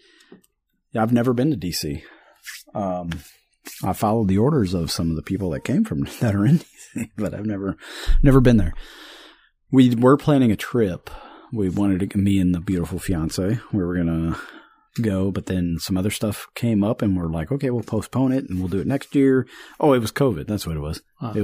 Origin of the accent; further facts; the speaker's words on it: St. Louis area, Missouri, United States; now in Kershaw County, South Carolina, United States; I grew up in St. Louis area. I guess you could call it the metro area